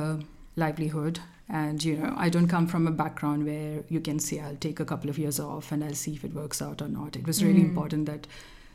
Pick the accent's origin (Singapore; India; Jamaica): India; Kerala; first language Malayalam; English is a second language; moved away as an adult; I grew up in Kerala, which is in southern India